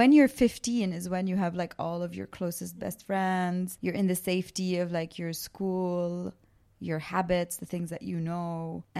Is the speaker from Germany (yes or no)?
no; Canada; also born or lived in Baabda, Lebanon; So I grew up between Lebanon and Canada. I was born in a town just off of Beirut called Babda.